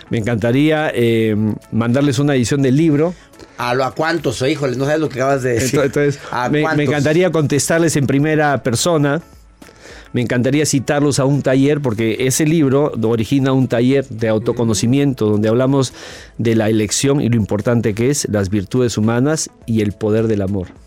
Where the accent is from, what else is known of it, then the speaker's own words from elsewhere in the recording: Sonora, Mexico; now in Madison, United States; soy originaria de México, del estado de Sonora, pero tengo 20 años viviendo en los Estados Unidos, en Madison, Wisconsin.